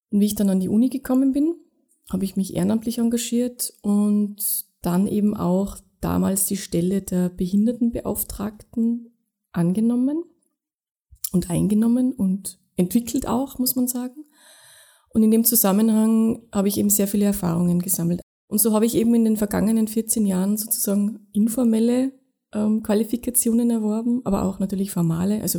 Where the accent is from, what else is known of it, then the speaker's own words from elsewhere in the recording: Tyrol, Austria; Also ich war bis 18 relativ durchschnittlich sozialisiert, ja, aufgewachsen in Tirol in einem Dorf, wo es auch eine Lebenshilfewerkstätte gegeben hat.